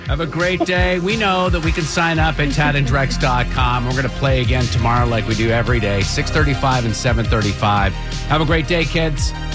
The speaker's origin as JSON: {"language": "English", "region": "Vermont", "country": "United States", "tie": "born or raised there", "said": "I grew up in Vermont"}